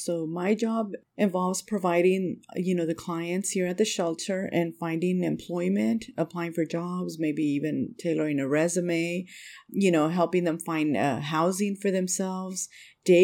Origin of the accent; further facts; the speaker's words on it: Del Rio, Texas, United States; I'm not from the area. I'm originally from Del Rio, Texas, which is border with Mexico, but I moved to this area when I started dating my now husband